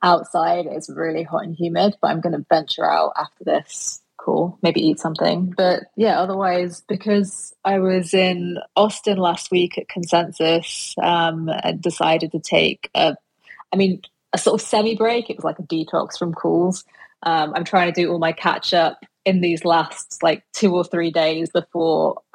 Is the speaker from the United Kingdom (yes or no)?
yes; United Kingdom; as a Brit